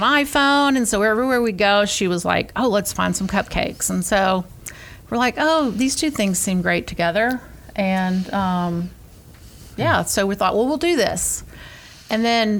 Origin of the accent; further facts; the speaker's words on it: Atlanta, Georgia, United States; moved away as an adult; now in Gainesville, United States; We're actually both Atlanta natives.